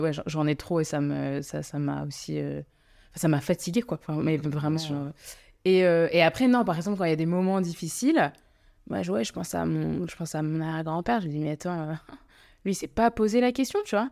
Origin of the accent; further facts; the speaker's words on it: France; je suis française, mais je suis d'origine indienne